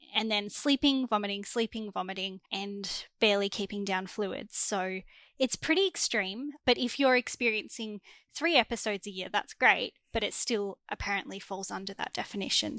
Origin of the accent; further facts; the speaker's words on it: Melbourne, Victoria, Australia; I'm from Melbourne, Australia